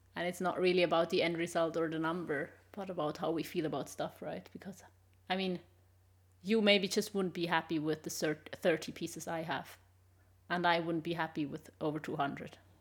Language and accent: English; Switzerland; English is a second language; moved away as an adult; also born or lived in Sweden; now in Germany; I'm originally from Switzerland